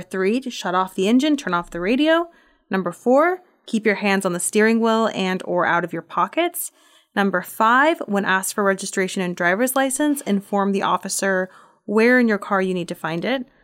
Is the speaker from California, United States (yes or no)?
no; Portland, Oregon, United States; moved away; I'm from Portland.